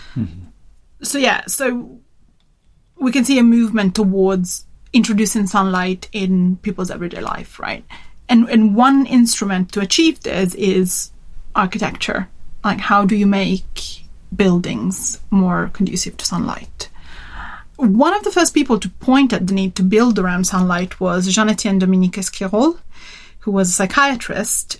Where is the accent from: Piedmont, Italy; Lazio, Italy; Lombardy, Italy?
Piedmont, Italy; Turin; my my hometown Turin, northern Italy.